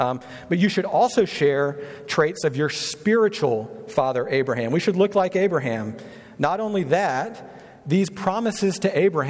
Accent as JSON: {"language": "English", "region": "North Carolina", "country": "United States", "moved": "yes", "lives_now": "Kansas City, United States", "said": "I'm from North Carolina. My wife and I are."}